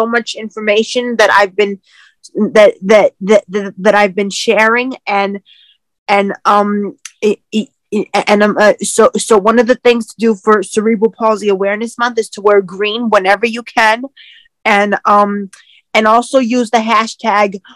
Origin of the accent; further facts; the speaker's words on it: New York City, New York, United States; I am from Queens, New York